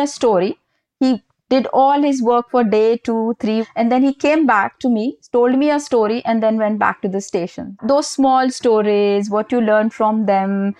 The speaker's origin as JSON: {"language": "English", "region": "Rajasthan", "country": "India", "also_born_or_lived": "Pune, India / Paris, France", "moved": "yes", "said": "I'm from Rajasthan"}